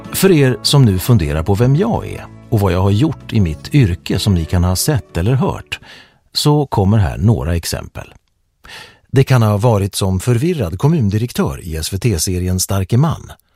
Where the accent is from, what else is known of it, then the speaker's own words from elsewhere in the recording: Örnsköldsvik, Västernorrland County, Sweden; now in Stockholm, Sweden; Jag växte upp i Kroksta med min pappa Olle, min mamma Lena och med min utvecklingsstörda stora syster Helena